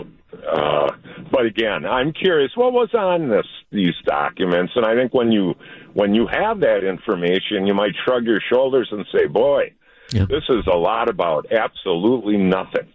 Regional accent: Wauwatosa, Wisconsin, United States; now in Oconomowoc, United States; I'm a kid from Wauwatosa

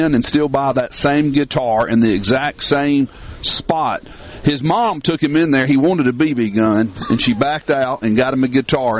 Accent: Tupelo, Mississippi, United States; a lot of people like to go around claiming that they were born and raised in Tupelo, Mississippi, but me and … Gerald, we really were.

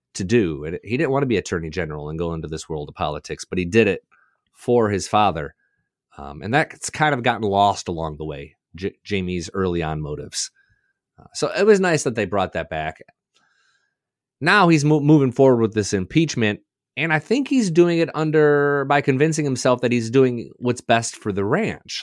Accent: Southwest Michigan, United States; I spent a lot of time in Southwest Michigan

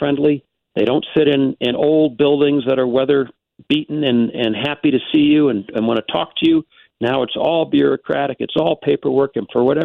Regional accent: United States; I'm an American.

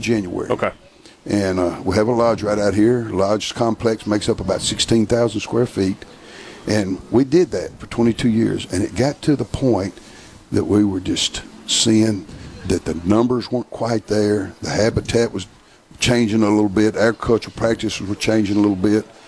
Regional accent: the South, United States; I'm from the South

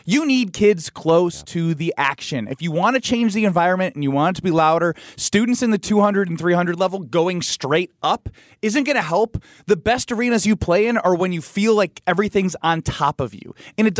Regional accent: Illinois, United States; I was from the Chicago suburbs, so they had some guys that I would watch in high school growing up go to Marquette.

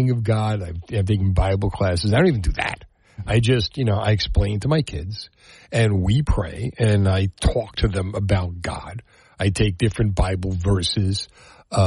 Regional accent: Union City, New Jersey, United States; I went to Holy Rosary Academy in Union City. We belonged to St. Michael's Monastery, where I made my confirmation

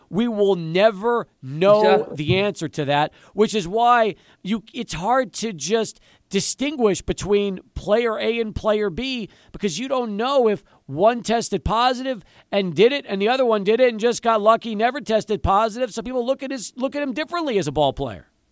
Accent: El Paso, Texas, United States; I grew up in El Paso, a UTEP fan

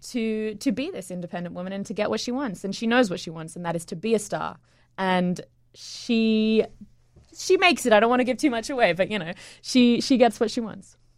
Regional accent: Sydney, New South Wales, Australia; moved away as an adult; also born or lived in England; now in New York, United States; I was born in England, um, and when I was eight, I moved to Sydney, um, to Australia. And, um, went to high school there

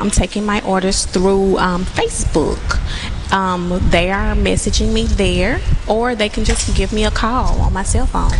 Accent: Columbia, United States; I'm from Columbia

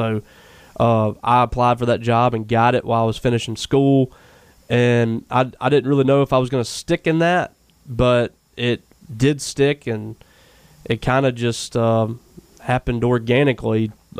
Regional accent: Louisville, Mississippi, United States; I grew up in Louisville. My dad was a preacher

